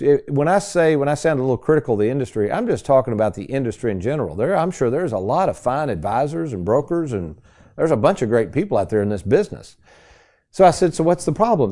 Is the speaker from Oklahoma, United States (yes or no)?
no; Lexington, Kentucky, United States; also born or lived in Bowling Green; as a ten-year-old, snotty nosed kid growing up in Lexington